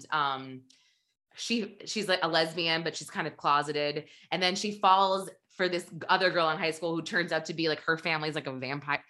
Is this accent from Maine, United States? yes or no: no; New Hampshire, United States; I'm from there. And she goes, well, what part? And I said, you know, Bedford, Manchester.